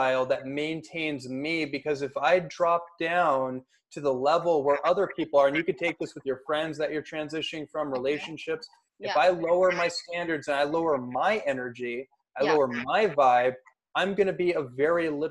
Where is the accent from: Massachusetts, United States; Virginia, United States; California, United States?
California, United States; Bay Area; now in Los Angeles, United States; I grew up in the Bay Area, so I've seen this throughout my whole life on the streets of Oakland and San Francisco and Berkeley